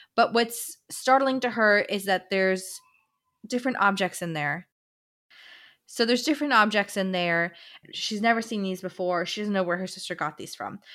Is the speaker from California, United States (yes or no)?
no; Florida, United States; we're from Florida